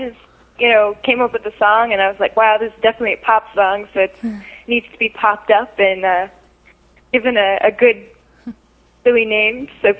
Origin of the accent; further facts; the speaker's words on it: Ohio, United States; I'm from Ohio. I'm living currently in Hugh, Ohio, which is near Athens, where OU is. It's a great little college town.